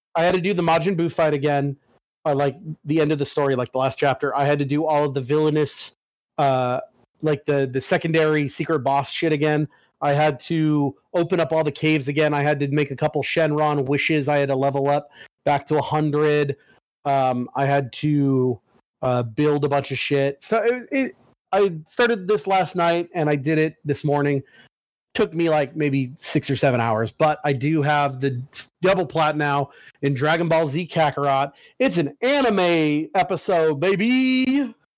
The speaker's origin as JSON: {"language": "English", "region": "Oregon", "country": "United States", "said": "I'm from Oregon"}